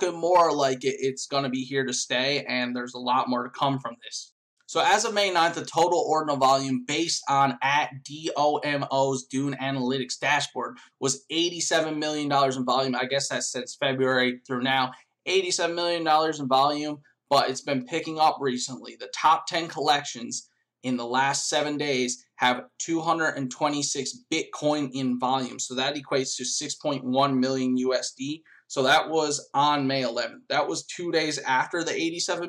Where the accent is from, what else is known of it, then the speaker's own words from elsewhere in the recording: Canada; I'm Canadian